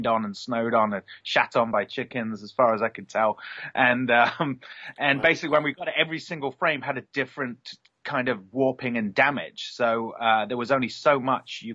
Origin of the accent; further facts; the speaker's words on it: Nottingham, East Midlands, United Kingdom; moved away as an adult; now in Los Angeles, United States; I'm from Nottingham originally